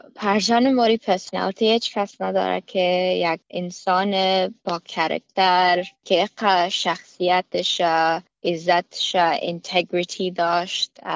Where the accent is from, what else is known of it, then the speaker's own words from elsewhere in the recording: Afghanistan; now in Australia; ما افغان هستم